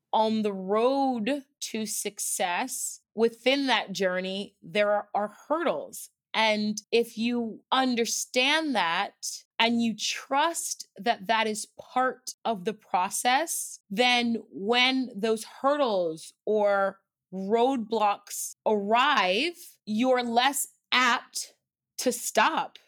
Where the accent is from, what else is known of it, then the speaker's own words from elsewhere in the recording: Houston, Texas, United States; also born or lived in Los Angeles, United States; now in New York, United States; I'm originally from Houston, Texas